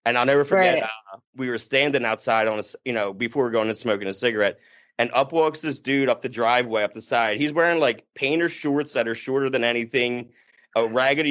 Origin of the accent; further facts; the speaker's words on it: New Jersey, United States; also born or lived in Los Angeles; I'm from New Jersey